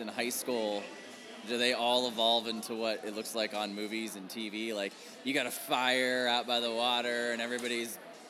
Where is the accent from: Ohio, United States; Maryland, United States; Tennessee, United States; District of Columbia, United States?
Ohio, United States; growing up in Ohio